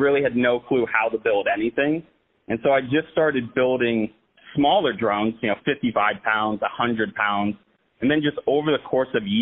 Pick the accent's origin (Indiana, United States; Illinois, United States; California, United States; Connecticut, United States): Indiana, United States; Plymouth; I grew up in Plymouth, Indiana